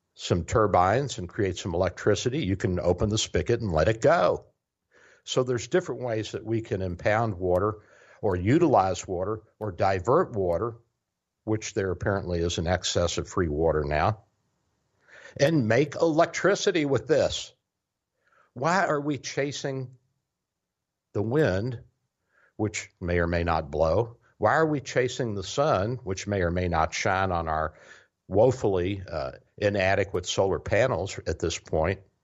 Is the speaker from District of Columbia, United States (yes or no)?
no; Louisville, Kentucky, United States; moved away; also born or lived in Tennessee; I grew up in Louisville